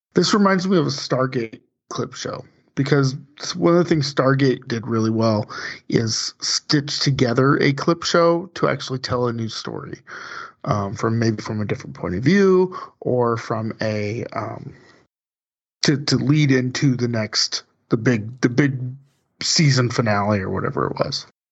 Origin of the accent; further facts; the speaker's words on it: West Coast, United States; I grew up on the West Coast